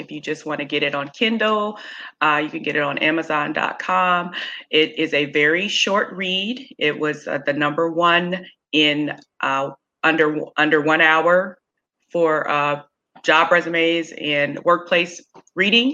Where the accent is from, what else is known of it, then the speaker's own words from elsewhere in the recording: Kansas City, United States; now in Norfolk, United States; I'm originally from Kansas City